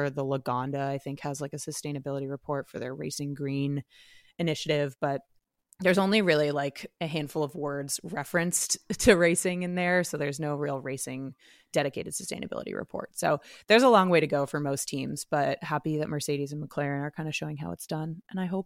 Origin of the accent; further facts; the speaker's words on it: Canada; Maybe he'll show up to Montreal as our Canadian.